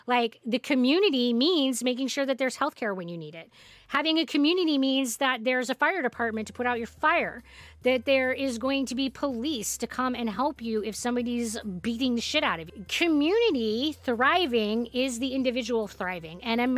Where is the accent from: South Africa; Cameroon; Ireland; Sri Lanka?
South Africa; I grew up in South Africa, and the harsh reality of life there is just so much more than I could ever communicate in a comment.